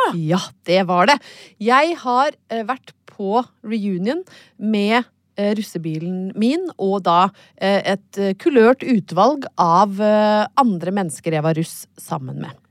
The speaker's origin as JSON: {"language": "Norwegian", "town": "Brøttum", "region": "Innlandet", "country": "Norway", "tie": "born or raised there", "moved": "yes", "said": "har jeg vært hjemme på Brøttum"}